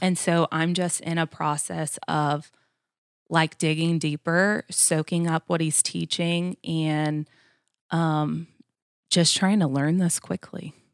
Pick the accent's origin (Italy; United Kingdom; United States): United States; Florida; moved away as an adult; now in Georgia, United States; I grew up in Florida, born and raised, um, only been in Georgia about, uh, ten years now